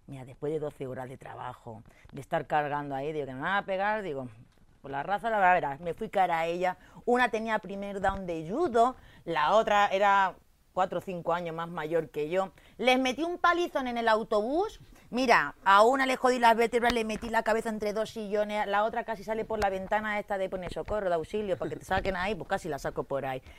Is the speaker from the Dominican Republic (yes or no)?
no; Torrent, Valencian Community, Spain; now in Madrid, Spain; soy valenciana, porque no soy madrileña, soy valenciana de un pueblo que se llama Torrente.